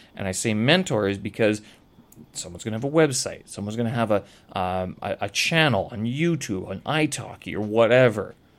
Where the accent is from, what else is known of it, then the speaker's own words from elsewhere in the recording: Canada; moved away as an adult; now in China; I have a Canadian passport.